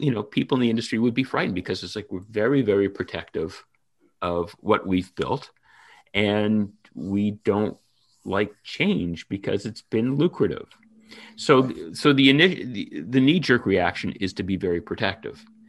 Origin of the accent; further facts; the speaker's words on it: Toronto, Ontario, Canada; moved away as an adult; also born or lived in New York; I'm originally from Toronto